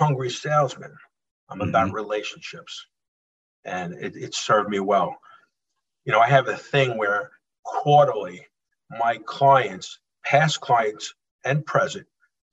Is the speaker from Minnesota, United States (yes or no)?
no; Holbrook, New York, United States; born and raised in Holbrook, Suffolk County.